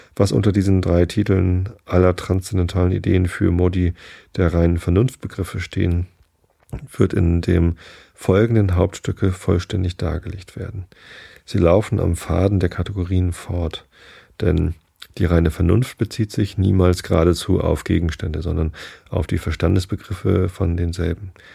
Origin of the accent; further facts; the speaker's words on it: Northern Germany, Germany; Ich bin ja auch Norddeutscher